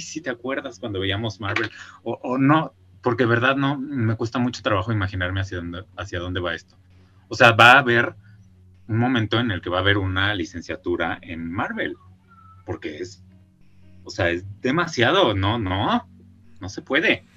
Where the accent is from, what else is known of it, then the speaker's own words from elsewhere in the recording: Mexico; moved away; como uno es mexicano